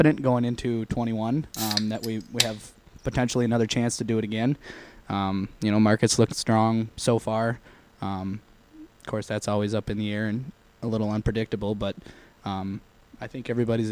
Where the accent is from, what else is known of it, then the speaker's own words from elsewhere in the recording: Bloomer, Wisconsin, United States; I am from Bloomer. Been in Chippewa for the majority